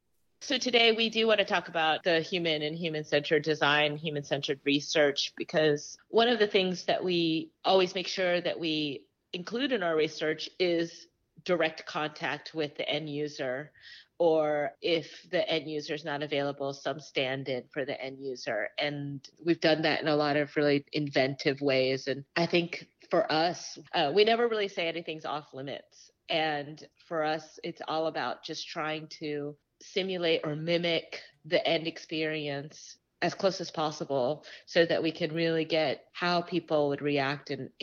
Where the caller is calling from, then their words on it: Garrison, New York, United States; I'm calling from Garrison, New York. It's a lovely little town.